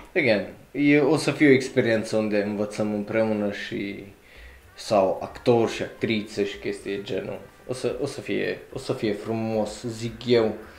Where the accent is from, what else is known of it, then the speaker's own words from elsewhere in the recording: Romania; ca român